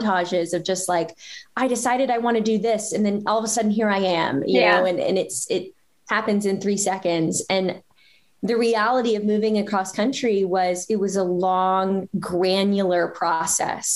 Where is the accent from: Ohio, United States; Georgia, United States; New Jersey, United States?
Georgia, United States; small town; moved away as an adult; now in San Francisco, United States; I grew up in kind of the South, in small town, semi-small town, Georgia